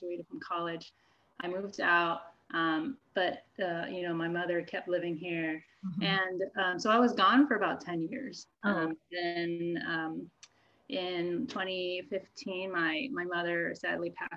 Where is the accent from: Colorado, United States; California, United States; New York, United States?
California, United States; Southern; I grew up in Southern California, actually in the house that we're in right now